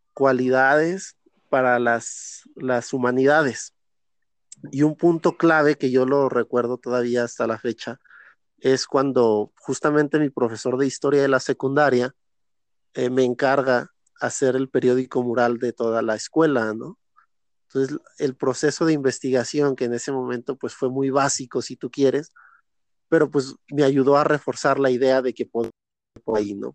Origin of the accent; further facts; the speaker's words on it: Zacatecas, Mexico; soy de Zacatecas, Zacatecas